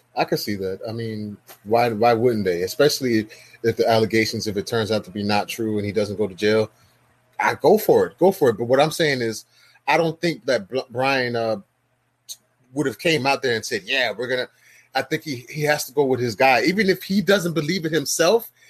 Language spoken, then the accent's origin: English; Miami, Florida, United States; I live in Miami. I'm from Miami. Grew up in Miami.